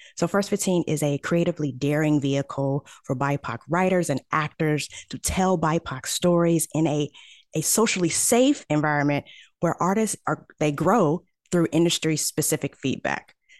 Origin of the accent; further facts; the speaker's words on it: St. Louis, Missouri, United States; I am from Saint Louis, Missouri.